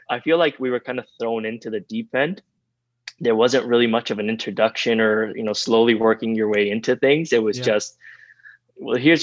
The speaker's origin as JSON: {"language": "English", "town": "Vancouver", "region": "British Columbia", "country": "Canada", "tie": "born or raised there", "also_born_or_lived": "Tehran, Iran", "said": "I was born and raised in Tehran and Iran. And then when I was very young, I immigrated to Canada, did most of my schooling in Canada, in Vancouver, BC."}